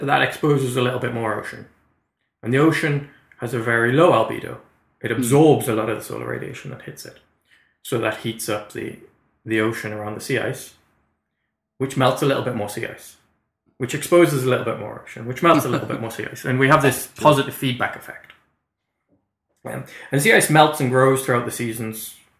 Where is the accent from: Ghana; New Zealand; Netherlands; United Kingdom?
United Kingdom; Newcastle upon Tyne, North East England; moved away as an adult; now in Canada; I'm from Newcastle, we're at 55 degrees north